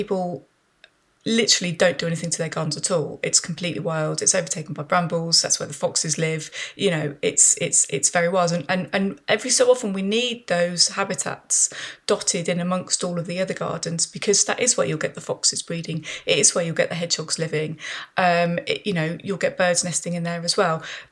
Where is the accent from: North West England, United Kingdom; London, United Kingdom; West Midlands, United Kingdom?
West Midlands, United Kingdom; Birmingham; I grew up in Birmingham. I grew up in a very sort of suburban area